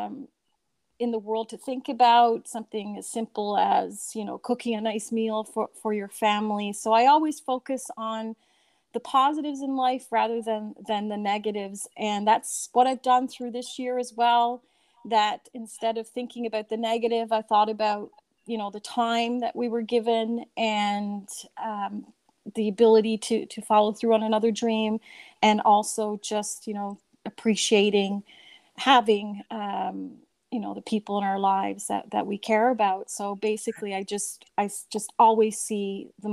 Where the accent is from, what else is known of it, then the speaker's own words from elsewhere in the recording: Newfoundland and Labrador, Canada; growing up in Newfoundland